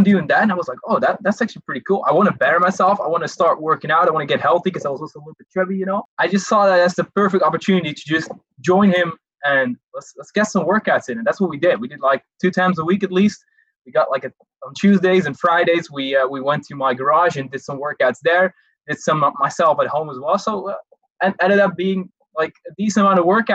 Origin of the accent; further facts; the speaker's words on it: Netherlands; I am 20 right now, and I'm from the Netherlands